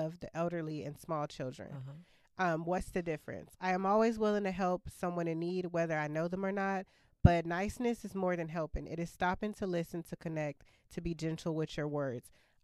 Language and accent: English; Austin, Texas, United States; moved away as an adult; I'm born and raised in Austin. Left Austin two and a half years ago